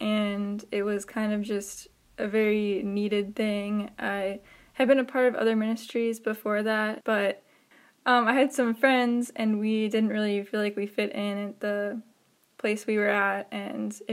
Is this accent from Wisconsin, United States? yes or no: yes; Lake Mills, Wisconsin, United States; I grew up near Madison in a little town called Lake Mills